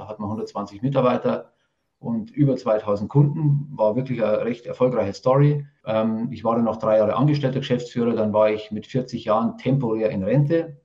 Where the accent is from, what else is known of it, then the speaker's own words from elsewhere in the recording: Rosenheim, Bavaria, Germany; accent: Bavarian; Man hört es ein bisschen, ich komme aus dem Bayerischen. Ähm, das ist das Maximum an Hochdeutsch, was ich rausbringe